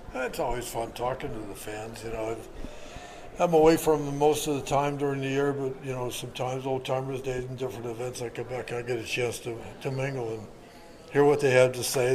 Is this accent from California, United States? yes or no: no; Kent, Ohio, United States; moved away; I grew up in Kent and that area there playing baseball